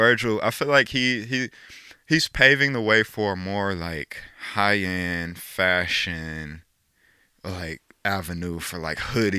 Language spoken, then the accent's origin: English; Chicago, Illinois, United States; born or raised there